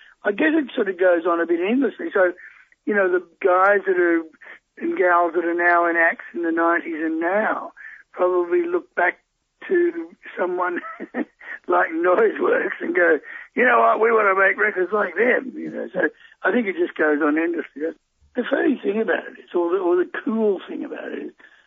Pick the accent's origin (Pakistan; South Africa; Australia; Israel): Australia; Perth, Western Australia; now in Northern New South Wales, Australia; I came from Perth. And so back when I was a little young kid, everyone surfed.